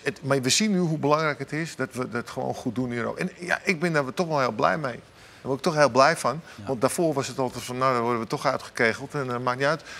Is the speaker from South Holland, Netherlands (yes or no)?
no; Amsterdam, North Holland, Netherlands; ik ben Amsterdammer